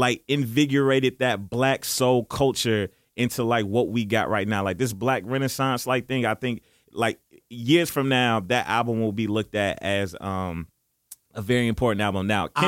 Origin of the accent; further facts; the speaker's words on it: Illinois, United States; moved away; I'm originally from Illinois. I'm originally from up top.